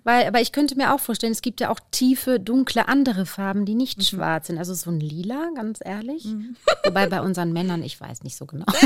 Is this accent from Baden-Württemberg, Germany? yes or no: no; the Ruhr area, North Rhine-Westphalia, Germany; wie man bei uns im Pott sagt